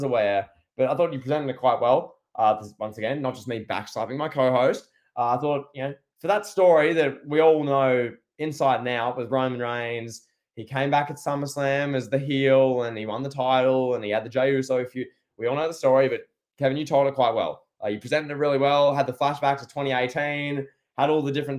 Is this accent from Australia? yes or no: yes; Australia; I'm Australian, so I sound different